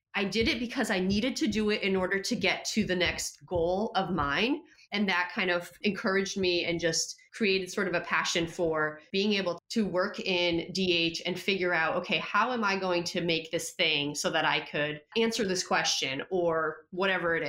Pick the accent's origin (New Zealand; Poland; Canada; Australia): Poland; moved away; I speak Polish because I was born in Poland and my entire family's in Poland